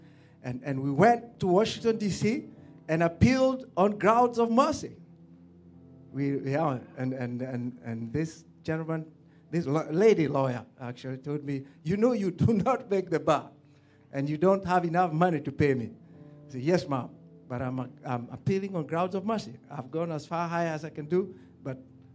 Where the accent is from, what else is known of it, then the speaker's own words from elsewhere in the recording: Kenya; now in United States; I love Kenya. It's the place of my birth. My parents are there, my siblings